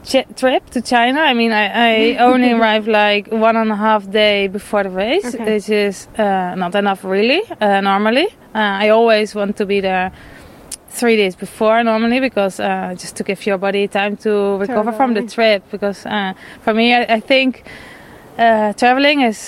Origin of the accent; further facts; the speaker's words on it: Netherlands; moved away; I'm from Holland. I live below sea level for a long time